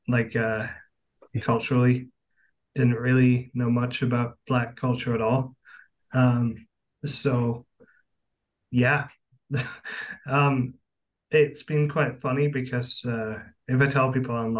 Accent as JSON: {"language": "English", "region": "England", "country": "United Kingdom", "tie": "born or raised there", "moved": "as an adult", "lives_now": "Canada", "said": "I grew up in England, in the UK. I moved here about 5 years ago, and I really like Canada a lot."}